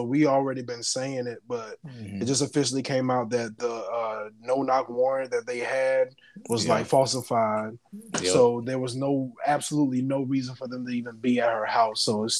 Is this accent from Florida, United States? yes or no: yes; Fort Lauderdale, Florida, United States; now in Jacksonville, United States; And I'm from Lauderdale.